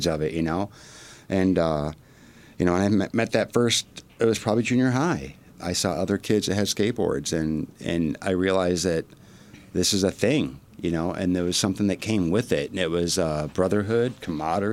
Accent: Milford, Michigan, United States; Grew up Highland, Milford area. Pretty country bumpkin.

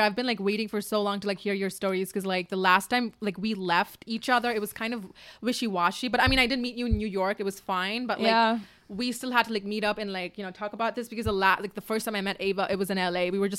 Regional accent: Dubai, United Arab Emirates; now in Los Angeles, United States; I came from Dubai a city to another city and I'm just like, I need something new, you know?

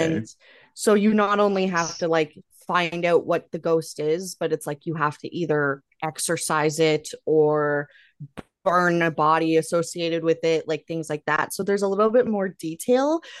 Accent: Canada; I'm Canadian

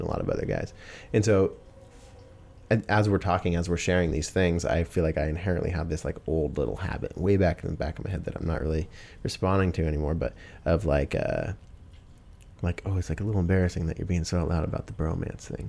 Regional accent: Pacific Northwest, United States; from here, Pacific Northwest, um, I've always been born and raised here. This is where I'm from.

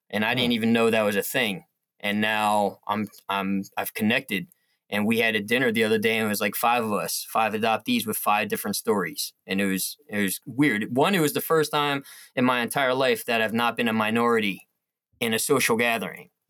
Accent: South Korea; now in United States; I'm adopted. I'm from South Korea.

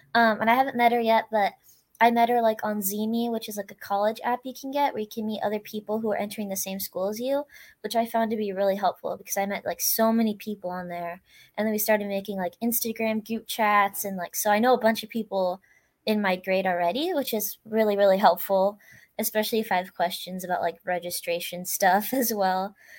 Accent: California, United States; now in Sherwood, Oregon, United States; I actually grew up in California, but I moved to Oregon

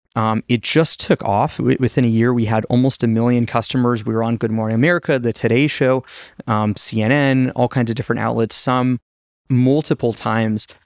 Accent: Las Vegas, Nevada, United States; moved away as an adult; also born or lived in China; my hometown, Vegas

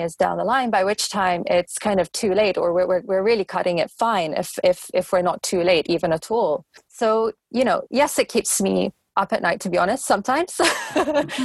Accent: London, United Kingdom; I'm a Londoner going back a number of decades. You know, I live in a bubble here. London is a bubble

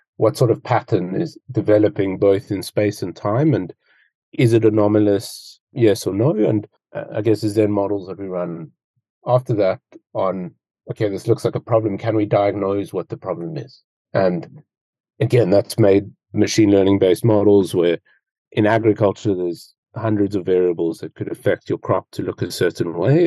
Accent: Cape Town, Western Cape, South Africa; also born or lived in United Kingdom; I'm originally from Cape Town in South Africa, which is where I'm based at the moment

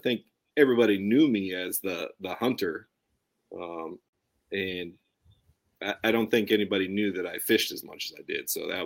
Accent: Colorado, United States; moved away; also born or lived in Southern California / Hawaii; growing up in Colorado

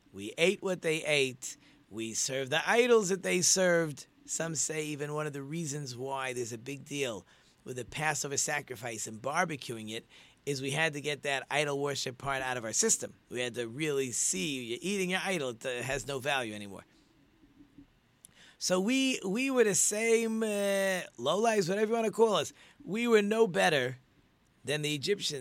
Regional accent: New York, United States; when I grew up in school in New York

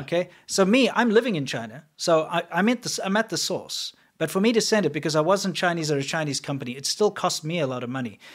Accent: South Africa; moved away; I'm from South Africa

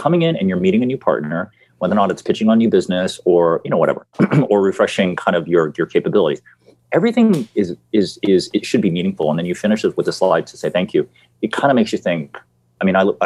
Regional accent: United States; moved away as an adult; I'm an American

